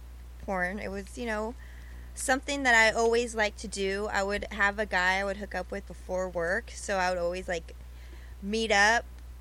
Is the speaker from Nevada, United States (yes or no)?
no; Riverside, California, United States; I was born in Riverside. Oh. Mm-hmm. So I lived there since the beginning of my life.